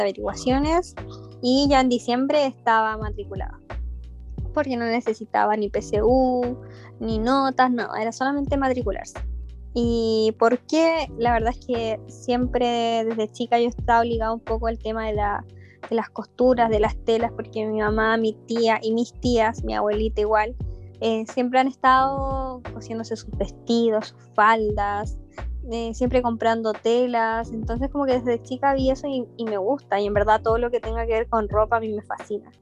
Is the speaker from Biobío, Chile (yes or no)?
no; Nogales, Valparaíso, Chile; also born or lived in La Calera; yo soy de Nogales, bueno, en ese entonces La Calera